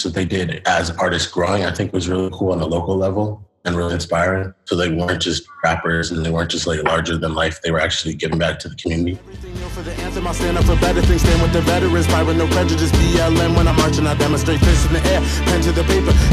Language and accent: English; San Francisco, California, United States; also born or lived in Potrero Hill, San Francisco; I was first raised in Petro Hill, and then I moved to the Fillmore